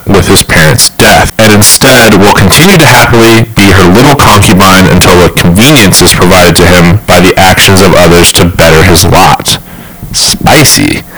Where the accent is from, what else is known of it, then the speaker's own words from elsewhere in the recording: Kansas City, United States; we're from Kansas City